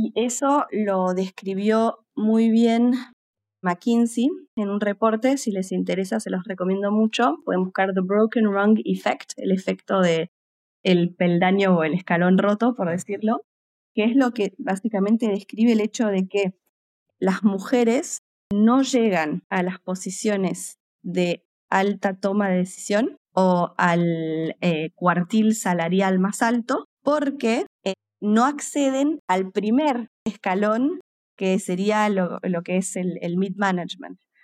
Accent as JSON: {"language": "Spanish", "country": "Argentina", "moved": "yes", "lives_now": "United Kingdom", "said": "soy argentina y estoy actualmente basada en el Reino Unido"}